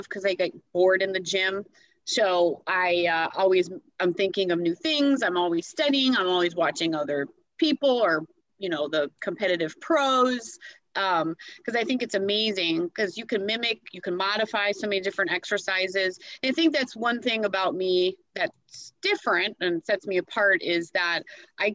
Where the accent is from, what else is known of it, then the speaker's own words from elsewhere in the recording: Milwaukee, Wisconsin, United States; moved away as an adult; also born or lived in Jackson / Tampa Bay, Florida; now in Dunedin, United States; I'm actually from Wisconsin originally. A lot of my family's still up there being very cold. But I kind of threw out when I was about 18, 19 years old